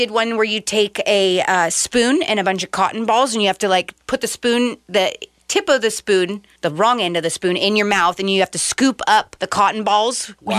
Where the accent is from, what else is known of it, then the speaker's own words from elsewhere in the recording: Portland, United States; I'm from Portland. That's how we did it in the ghetto growing up.